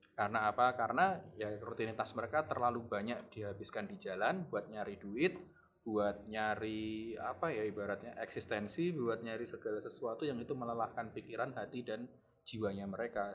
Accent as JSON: {"language": "Indonesian", "region": "Java", "country": "Indonesia", "accent": "medok (Javanese)"}